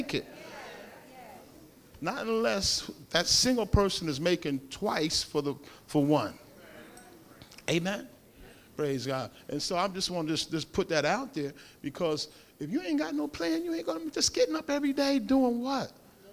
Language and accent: English; Paterson, New Jersey, United States; I'm from Patterson